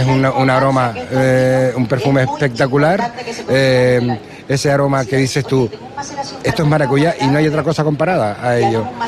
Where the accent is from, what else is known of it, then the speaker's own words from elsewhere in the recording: Canary Islands, Spain; por mi tierra mato